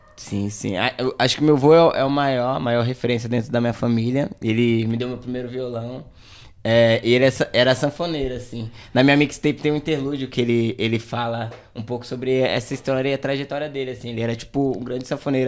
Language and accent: Portuguese; São Paulo, Brazil; also born or lived in Jardim Ângela / Grajaú; eu nasci no, aqui na Zona Sul mesmo, lá no extremo da Zona Sul, lá na, no final da Emboimirim, que é no Jardim Vera Cruz. Foi lá que eu cresci